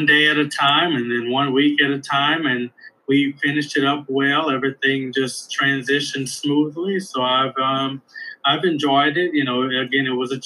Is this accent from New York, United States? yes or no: no; Elton, Louisiana, United States; moved away as an adult; now in Ohio, United States; I'm from Elton, Louisiana. Elton is a very small town in Louisiana.